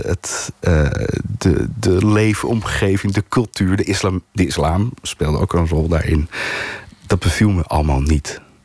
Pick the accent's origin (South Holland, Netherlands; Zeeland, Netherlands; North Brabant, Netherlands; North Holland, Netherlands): North Holland, Netherlands; Amsterdam; een klein gedeelte van mijn eigen jeugd. Maar dan van moederskant, de Amsterdamse kant.